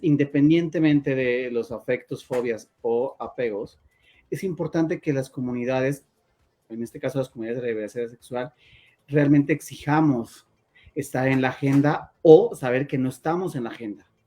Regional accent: Mexico

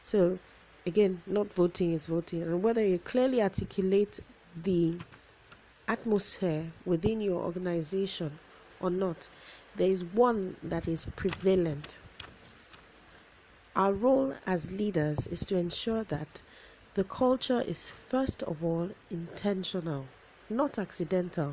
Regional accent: Nigeria; being a Nigerian, we like a lot of all these adages and sayings

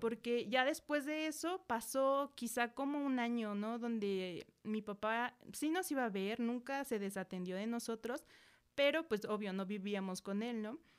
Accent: Metepec, State of Mexico, Mexico; also born or lived in San Agustín Mextepec; Soy de Metepec

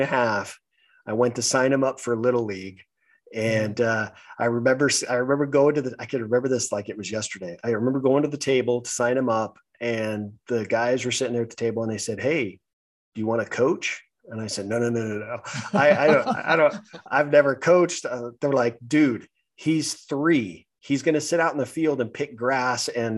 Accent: California, United States; I'm born and raised in California.

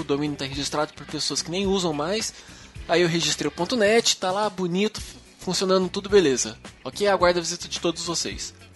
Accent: Uberlândia, Minas Gerais, Brazil; moved away as an adult; now in São Paulo, Brazil; eu sou de Minas, sou mineiro

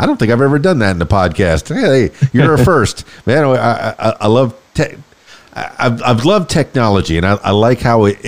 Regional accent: Miami, Florida, United States; I grew up in Miami in near the Everglades, and I played out there with alligators

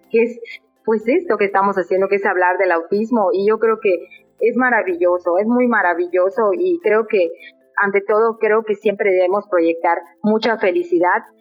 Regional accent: Mexico City, Mexico; moved away as an adult; now in Mérida, Mexico; Llevo radicando en, en Mérida cuatro años, siete meses. Soy originaria de la Ciudad de México

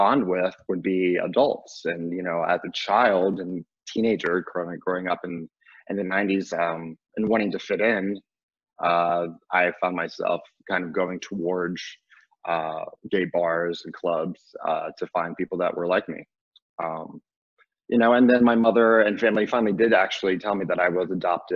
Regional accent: Virginia, United States; also born or lived in North Carolina; I was adopted from North Carolina and brought to Virginia, where I was raised

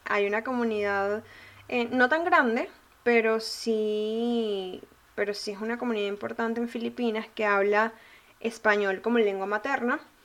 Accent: Venezuela; yo soy venezolana

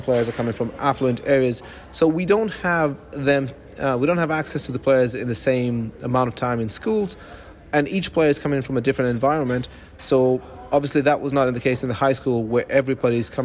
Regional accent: Ireland; now in Austria; Ireland, 100%. I'm Irish.

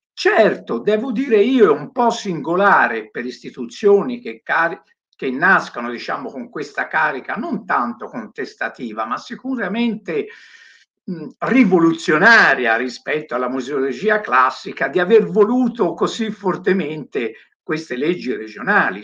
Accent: Tuscany, Italy; io che vengo dalla Toscana

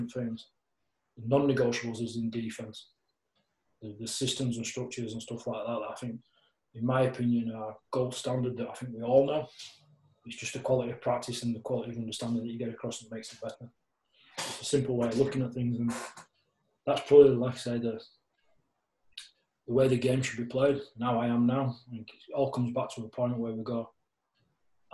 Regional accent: Castleford, Yorkshire and the Humber, United Kingdom; I'm from Half Acres in Castleford

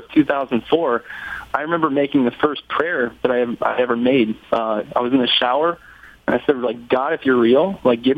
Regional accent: Columbus, Ohio, United States; I'm from Columbus, Ohio

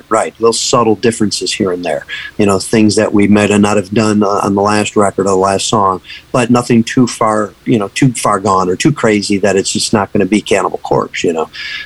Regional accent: Buffalo, New York, United States; moved away as an adult; now in Tampa, United States; we're actually from Buffalo, New York. So that's where the band started

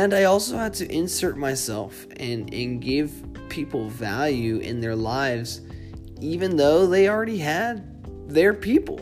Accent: Boston, Massachusetts, United States; moved away as an adult; also born or lived in Seattle; When I grew up in Boston, I never moved a city

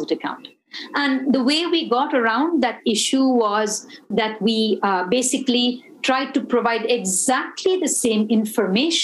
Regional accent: India; it kind of made me feel proud as an Indian

